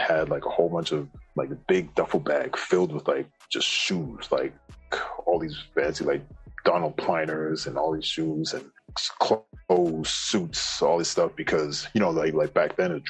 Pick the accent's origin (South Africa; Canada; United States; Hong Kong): Canada; Someone that was very similar, you know, to me, where we're both Canadian, both West Indian background